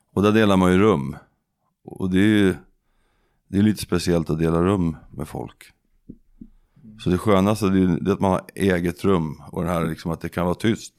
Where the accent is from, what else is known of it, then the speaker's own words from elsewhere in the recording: Södertälje, Stockholm County, Sweden; moved away; also born or lived in Skaftö, Lysekil; jag kommer från Södertälje